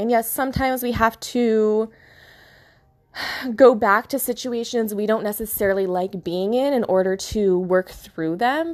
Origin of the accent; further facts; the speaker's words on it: California, United States; moved away as an adult; also born or lived in Florida; I'm from Cali